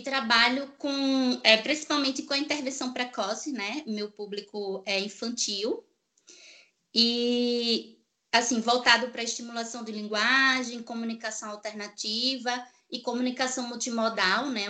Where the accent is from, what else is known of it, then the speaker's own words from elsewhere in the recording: Recife, Pernambuco, Brazil; Eu sou de Recife